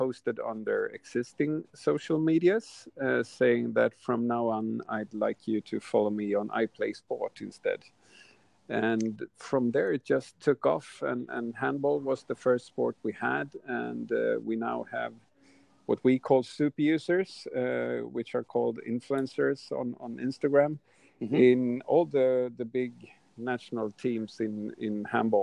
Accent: Sweden; I'm from Sweden

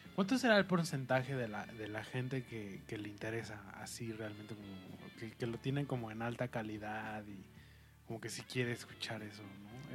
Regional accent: Mexico; como mexicano también nosotros

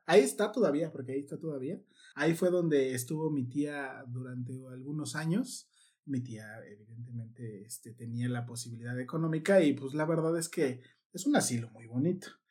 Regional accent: Mexico City, Mexico; yo que soy de Iztapalandia, eran los domingos ahí en la explanada de la delegación se armaba el danzón

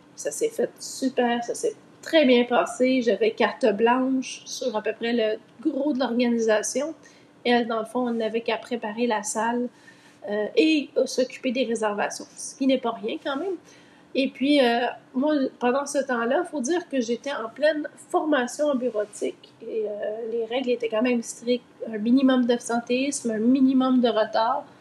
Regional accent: Laval, Quebec, Canada; moved away as an adult; also born or lived in Montreal / Longueuil / Brossard; now in Eastern Townships, Canada; je suis née à Montréal, j'ai grandi sur la rive nord de Montréal, donc à Laval Ouest

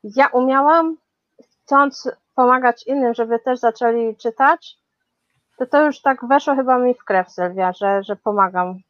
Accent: Chorzów, Silesian Voivodeship, Poland; moved away as an adult; also born or lived in Katowice; now in London, United Kingdom; Urodziłam się w Chorzowie, potem mieszkałam w Katowicach, no a potem jakoś tak los zrobił, że znalazłam się w Londynie już 15 lat

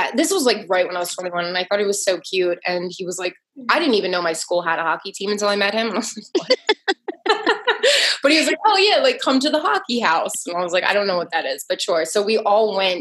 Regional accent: New Jersey, United States; also born or lived in New York City, New York; I'm from Jersey and New York City

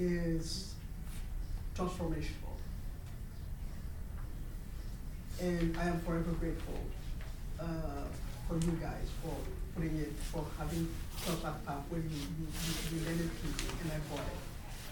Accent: Harlem, New York, United States; I'm from Harlem.

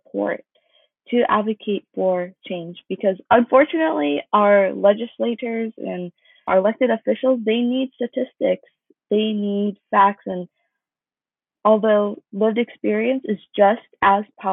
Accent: Buena Park, California, United States; now in Los Angeles, United States; I grew up in Buena Park, California. Currently, I reside in downtown Los Angeles

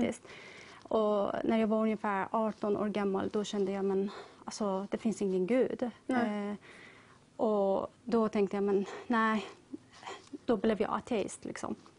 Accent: Tehran, Tehran Province, Iran; now in Sweden; jag är ursprungligen från Iran, mm. Teheran

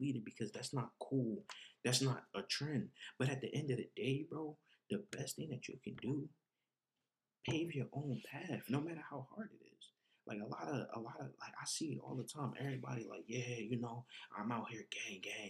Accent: New Jersey, United States; moved away; growing up in Jersey, there was no community center

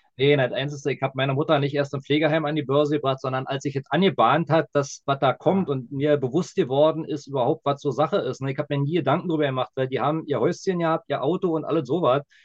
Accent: Berlin, Germany; als Berliner

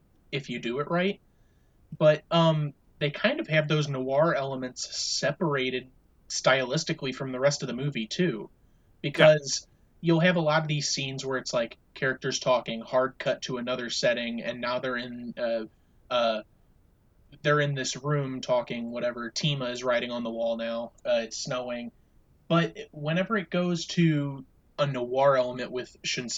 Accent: United States

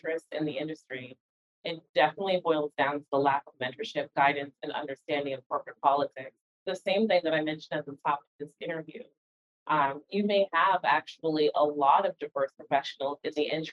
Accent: New York City, New York, United States; I was born in the Bronx, New York to two parents from the Caribbean

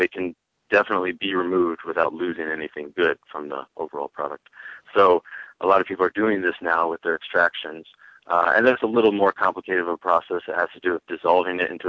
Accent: Chicago, Illinois, United States; now in Colorado, United States; I'm from Chicago

